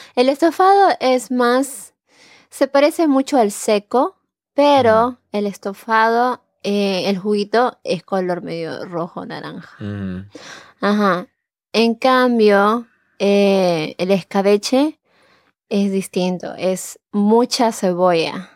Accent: Chosica, Lima, Peru; moved away; yo soy de Lima, pero no exactamente

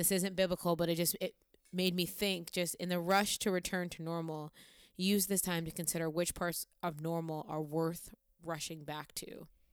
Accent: Olean, New York, United States; moved away; saying I'm from the suburbs is, like, a massive stretch, if anybody knows where Olean, New York is

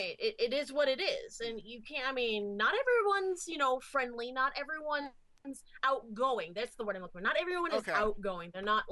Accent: Florida, United States; moved away; See, I'm from Florida, the cosplay redheaded stepchildren of the USA.

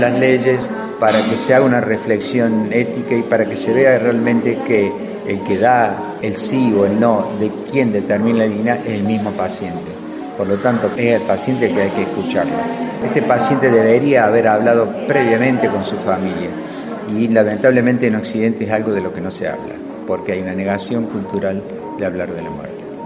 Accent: Córdoba, Argentina; soy cordobés

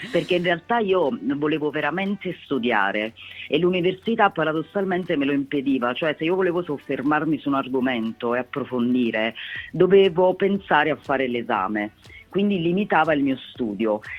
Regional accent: Campania, Italy; io vengo dalla provincia di Napoli, sono originaria della provincia di Napoli, quindi in provincia c'è un calore nei miei confronti eh, ancora più intenso insomma.

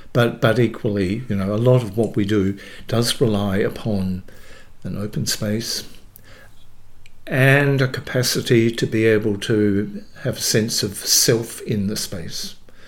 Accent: Dalwallinu, Western Australia, Australia; I'm a West Australian born. I was born in Dalwallinu, which is up country.

